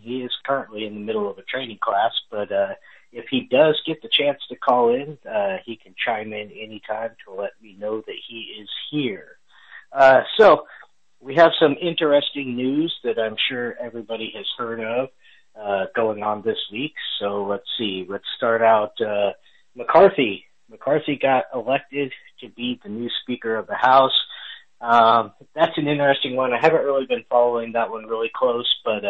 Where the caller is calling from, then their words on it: Texas, United States; I'm calling in from Texas, so we are an hour ahead here.